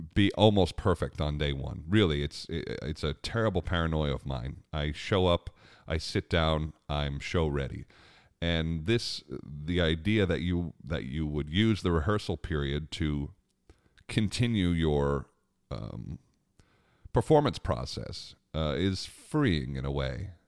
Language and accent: English; Long Island, New York, United States; Growing up on Long Island, we had a great, uh, outdoor amphitheater called Jones Beach Amphitheater